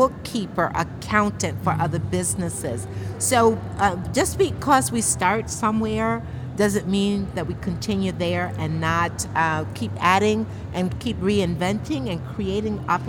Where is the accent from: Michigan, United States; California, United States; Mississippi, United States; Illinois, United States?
Michigan, United States; Grand Rapids; I'm from Grand Rapids